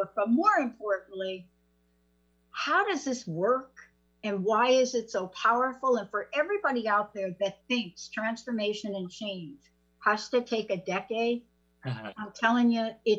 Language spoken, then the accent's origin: English; New York, United States; moved away; I'm a kid from New York. I grew up on the East Coast, moved out